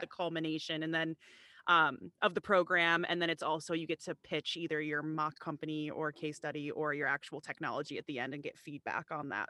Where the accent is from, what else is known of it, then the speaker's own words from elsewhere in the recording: Chicago, Illinois, United States; moved away as an adult; also born or lived in Rhode Island; I'm not from the New England or Rhode Island area at all, I'm from the Chicagoland area, and I actually came out to Rhode Island to go to college